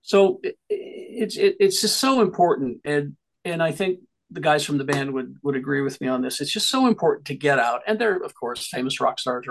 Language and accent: English; Salem, Utah, United States; moved away; also born or lived in Salt Lake City, Utah; Salem is so different from when I grew up